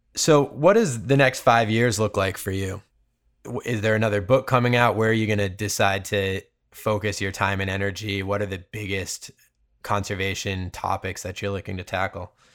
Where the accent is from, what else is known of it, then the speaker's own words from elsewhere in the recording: Cape Cod, Massachusetts, United States; now in California, United States; I grew up on Cape Cod in Massachusetts